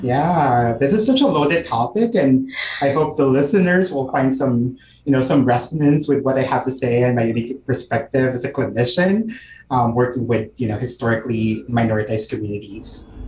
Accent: Calabarzon, Philippines; moved away as an adult; also born or lived in San Diego, California; now in California, United States; I'm a first generation Filipino immigrant. Um, I grew up in Cavite, which is you know an hour south of Manila, um, and my family moved to California when I was 18.

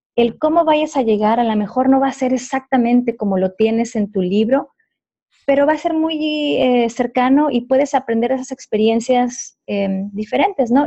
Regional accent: Ciudad Juárez, Chihuahua, Mexico; yo soy orgullosamente de Ciudad Juárez, Chihuahua

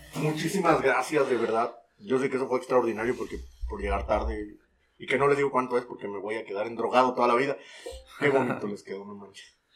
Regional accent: Veracruz, Mexico; yo, que soy aquí de Veracruz

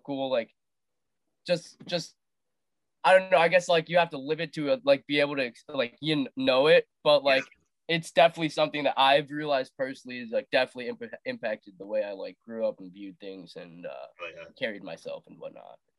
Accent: Wisconsin, United States; also born or lived in India / Las Vegas, Nevada; I lived in Wisconsin until like I was partially through like second grade moved to Las Vegas, group in Vegas, and then moved back to Wisconsin.

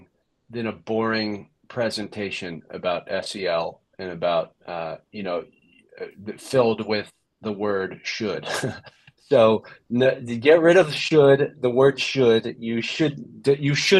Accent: California, United States; now in New Jersey, United States; I'm from California, so I've never seen snow

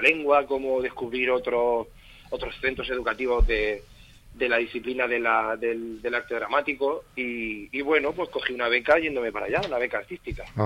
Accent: Torre Pacheco, Region of Murcia, Spain; now in Madrid, Spain; Yo he nacido allí, soy hijo de Ramón y Mari, mis padres, eh, bueno, tenían una tienda que se llamaba Moda Raima en la avenida de la estación. Y, bueno, yo me crié también un poquito allí

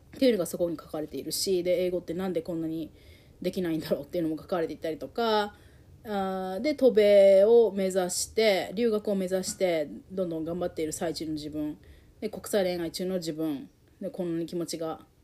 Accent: Japan; moved away as an adult; also born or lived in United States; 日本で実家でいる間はずっと、まあ、そういうふうなことを言われて生きてきたから私は日本私は人には受け入れられないんだっていうのを信じて18年。最初の人生の最初の18年生きてきた

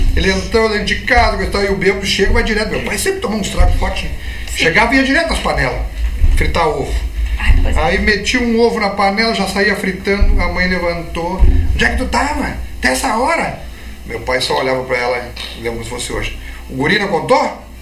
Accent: Santana do Livramento, Rio Grande do Sul, Brazil; sou de livramento

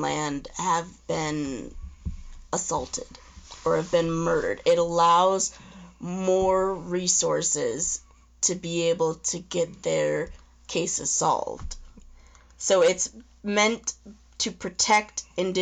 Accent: Omaha, Nebraska, United States; also born or lived in Lincoln, Nebraska; I wasn't raised on a reservation. I was raised in Omaha, Nebraska

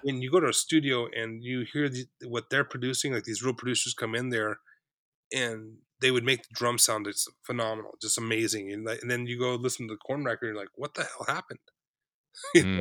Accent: South Orange County, California, United States; I grew up in South Orange County

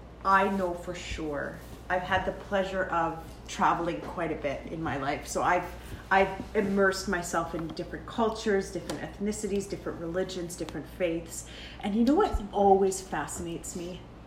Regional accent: Canada; being born and raised in Canada is so unique because we are not a melting pot, right? I'm not Canadian Arabic, right?

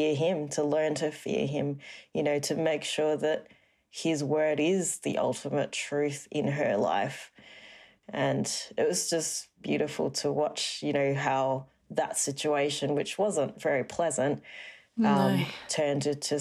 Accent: Singapore; growing up in Singapore, it's a very strict kind of country, lots of rules. And so I was brought up in a very strict family as well.

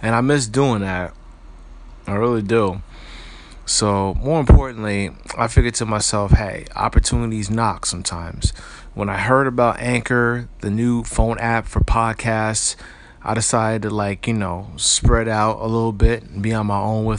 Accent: Paterson, New Jersey, United States; I hail from Paterson, New Jersey, born July the 20th of 1980

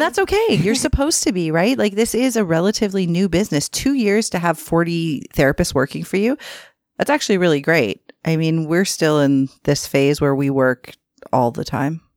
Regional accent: Toronto, Ontario, Canada; I am from Scarborough, born and raised

